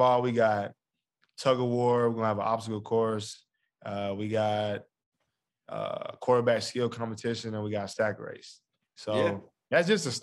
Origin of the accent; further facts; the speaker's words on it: Milan, Tennessee, United States; my hometown